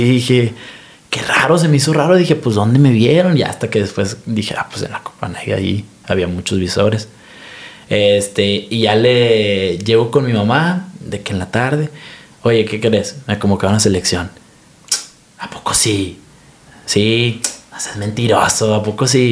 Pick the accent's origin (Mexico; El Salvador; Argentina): Mexico; como mexicano